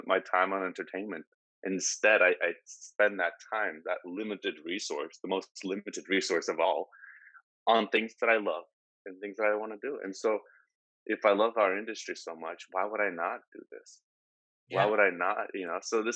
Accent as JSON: {"language": "English", "town": "Portland", "region": "Oregon", "country": "United States", "said": "I'm from Portland, right? 20 years in Portland"}